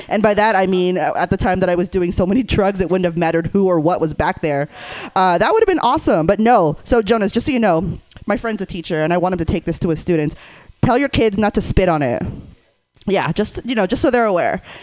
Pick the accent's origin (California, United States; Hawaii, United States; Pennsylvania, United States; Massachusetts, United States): California, United States; Northern; I grew up in NorCal, so uh, please forgive my lack of an accent